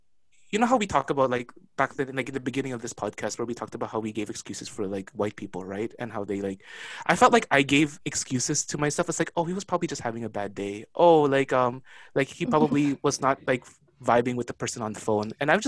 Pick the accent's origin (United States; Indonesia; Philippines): Philippines; Mind you, I am a Filipino, so I'm not even Chinese to begin with.